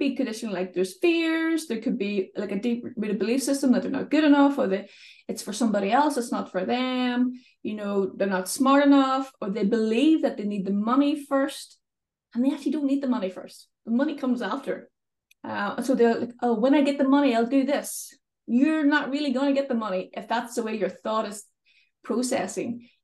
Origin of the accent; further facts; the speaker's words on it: Northern Ireland, United Kingdom; accent: Northern Irish; I live in Northern Ireland, as you may be able to tell from my accent. Sometimes it's mistaken as Scottish, but I'm definitely from the north of Ireland